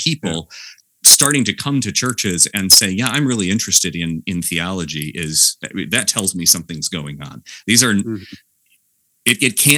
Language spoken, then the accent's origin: English; West Michigan, United States; now in Palmyra, New York, United States; growing up in West Michigan